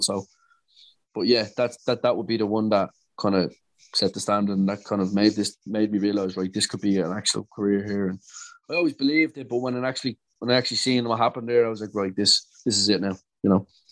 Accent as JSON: {"language": "English", "town": "Dublin", "region": "Leinster", "country": "Ireland", "said": "I'm from Dublin in Ireland."}